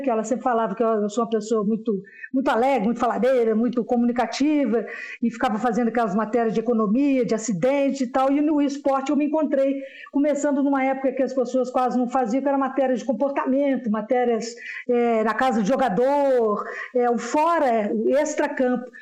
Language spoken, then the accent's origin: Portuguese; São João del-Rei, Minas Gerais, Brazil; now in Belo Horizonte, Brazil; eu sou aqui do interior de Minas